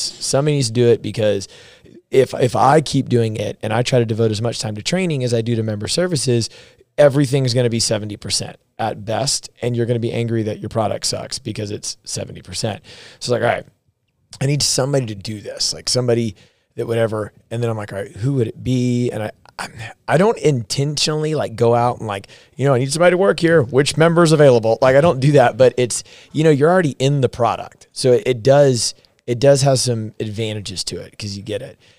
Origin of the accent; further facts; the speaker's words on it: the South, United States; moved away as an adult; we're from the South